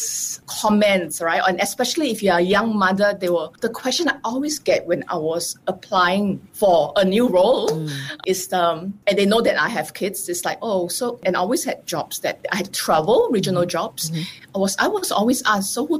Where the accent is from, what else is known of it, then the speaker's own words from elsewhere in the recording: Singapore; moved away as an adult; also born or lived in Israel; I live in Israel, coming from Singapore